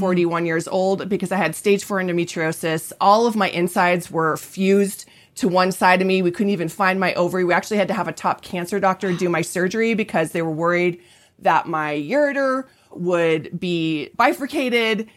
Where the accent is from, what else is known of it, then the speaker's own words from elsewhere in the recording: Colorado, United States; I'm from Colorado